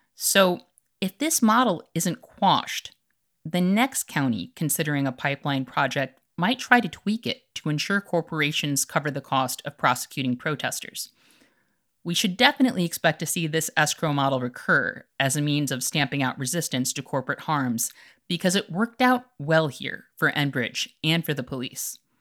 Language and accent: English; Chicago, Illinois, United States; As a Chicagoan